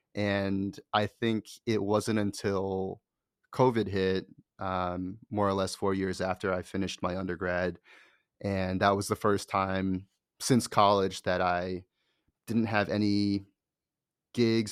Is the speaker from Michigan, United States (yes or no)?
no; Connecticut, United States; moved away; also born or lived in Boston / New York; my parents and where I grew up was in Connecticut